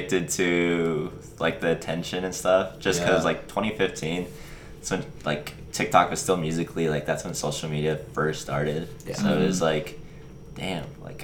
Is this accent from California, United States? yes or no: no; small town Nebraska, United States; my hometown, you know, just small town Nebraska